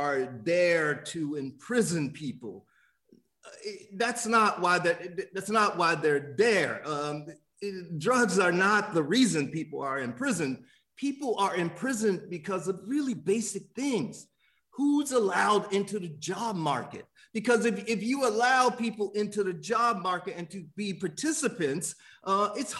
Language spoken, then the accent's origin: English; Miami, Florida, United States; I grew up in Miami